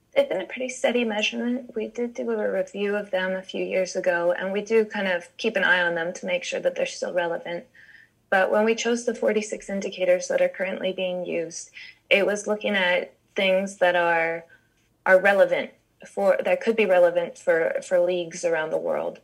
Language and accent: English; United States; I'm American